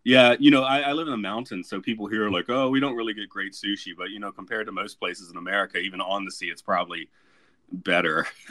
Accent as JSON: {"language": "English", "town": "Atlanta", "region": "Georgia", "country": "United States", "tie": "born or raised there", "said": "growing up in Georgia"}